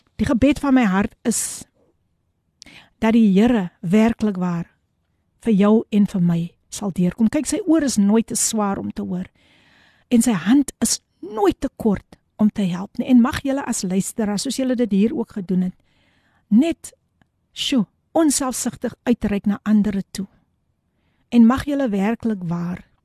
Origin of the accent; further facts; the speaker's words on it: Somerset West, Western Cape, South Africa; now in Eerste River, South Africa; Ek is in Somerset West gebore en dit is net lekker om altyd terug te gaan na jou roots toe.